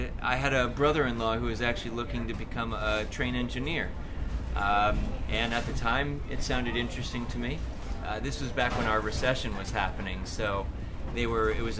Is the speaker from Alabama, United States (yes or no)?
no; Orange County, California, United States; also born or lived in Philadelphia, Pennsylvania; now in Lake Elsinore, United States; I grew up in Orange County, California, which is about 50 miles south of L.A.